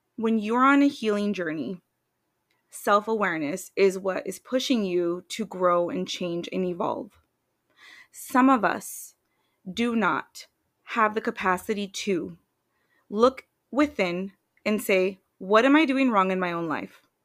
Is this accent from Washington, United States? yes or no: yes; Washington, United States; moved away as an adult; now in Tucson, Arizona, United States; I'm from Washington State